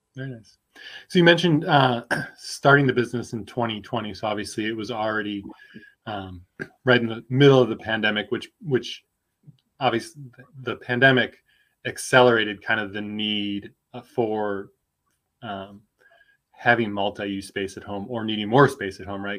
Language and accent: English; Midwest, United States; also born or lived in Michigan / Minnesota; now in Austin, United States; I'm originally from the Midwest, Michigan, Minnesota